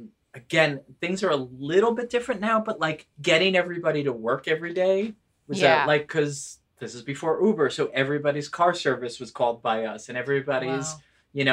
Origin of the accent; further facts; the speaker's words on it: New Jersey, United States; accent: New York and New Jersey; also born or lived in Manhattan, New York / Queens, New York; Born in Manhattan, lived in Queens, and then we moved to Jersey.